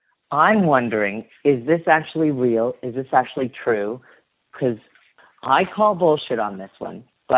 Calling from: Toronto, Ontario, Canada; I'm calling from Toronto, Ontario.

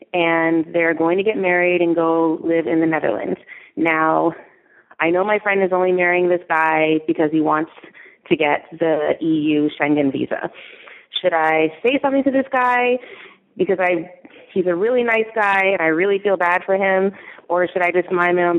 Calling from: New York City, New York, United States; I'm calling from New York City

